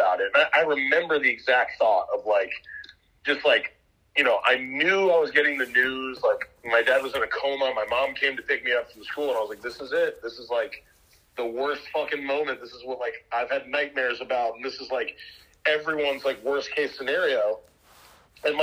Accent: White Plains, New York, United States; now in Austin, United States; I was born and raised in White Plains, New York

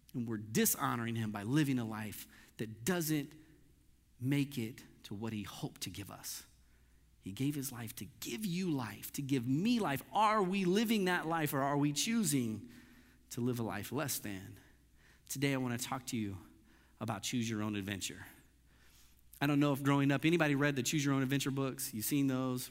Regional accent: Missouri, United States; I grew up in Missouri

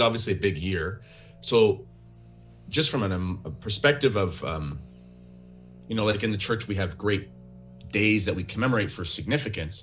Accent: Canada; I was very edified as a Canadian Catholic

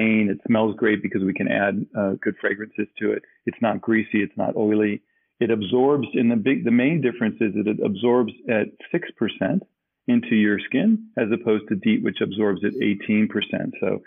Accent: Germany; moved away; uniquely grew up in Germany

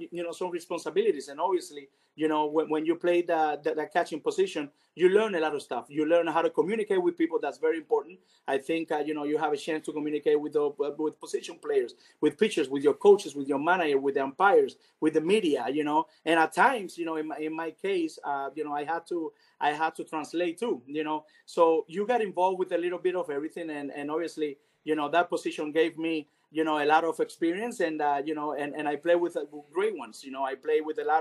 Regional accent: Cuba; also born or lived in Venezuela; now in United States

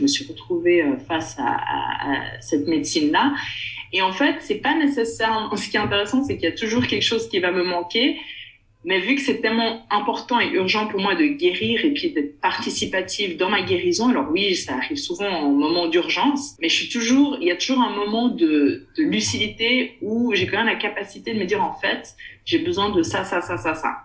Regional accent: Switzerland; je suis née en Suisse, grandie en Suisse

